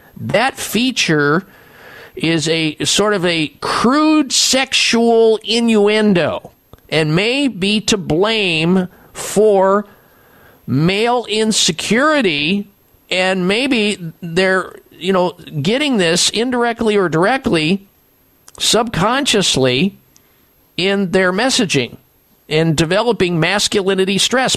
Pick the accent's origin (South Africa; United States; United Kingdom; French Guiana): United States; Midwest; growing up in the Midwest